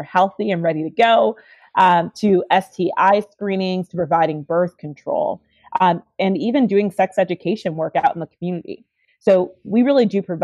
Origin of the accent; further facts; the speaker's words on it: Chicago, Illinois, United States; I grew up in Chicago, Illinois